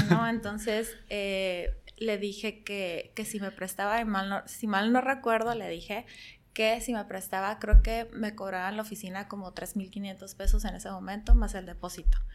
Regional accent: Tijuana, Baja California, Mexico; also born or lived in Yuma, Arizona; yo nací en Yuma, Arizona, pero llegué aquí a Tijuana alrededor de los dos, tres años. He vivido la mayor parte de mi vida aquí en Tijuana

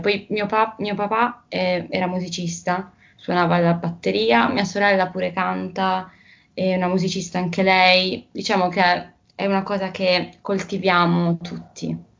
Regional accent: Bari, Apulia, Italy; io mm, sono una ragazza di Bari, che appunto è una città eh, bellissima che si trova nel sud Italia

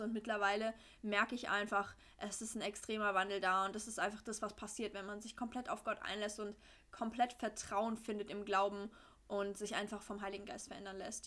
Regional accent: Frankfurt area, Hesse, Germany; born or raised there; also born or lived in Swabia

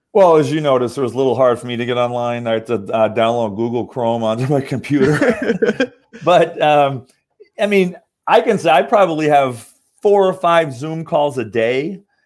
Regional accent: Massachusetts, United States; also born or lived in Southern California; now in Orange County, California, United States; I'm actually from Massachusetts, but I live in Southern California

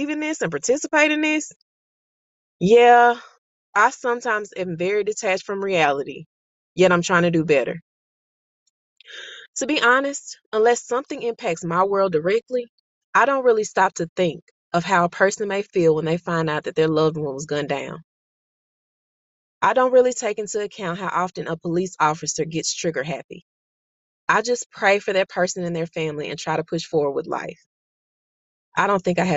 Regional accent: Mississippi, United States; also born or lived in Monroe, Louisiana; Though I was born in Monroe, Louisiana, I was raised in Mississippi.

